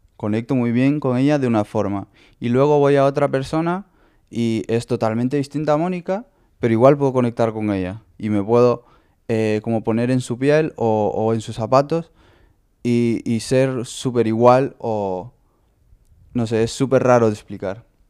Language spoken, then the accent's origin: Spanish; Honduras; now in Lugo, Spain; Soy de Honduras y bueno, tengo 21 años.